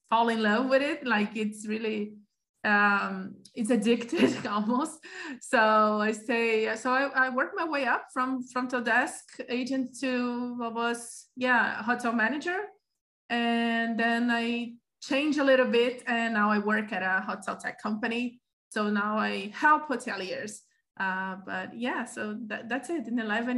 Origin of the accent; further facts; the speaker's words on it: Rio de Janeiro, Brazil; also born or lived in Sweden; I am from Rio de Janeiro. I used to live in Rio de Janeiro